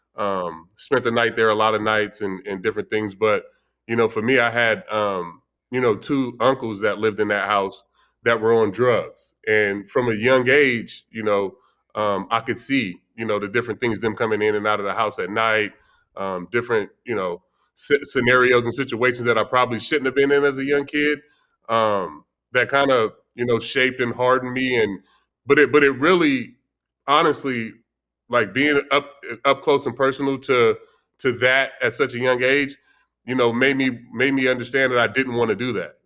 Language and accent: English; Vallejo, California, United States; growing up, I grew up in, uh, in Vallejo, California